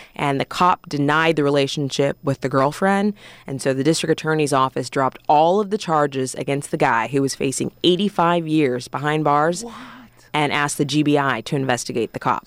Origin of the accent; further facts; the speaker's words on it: Orange County, California, United States; moved away as an adult; also born or lived in Columbia, Missouri / Spokane, Washington; now in Atlanta, United States; I'm from California, uh, born and raised in Orange County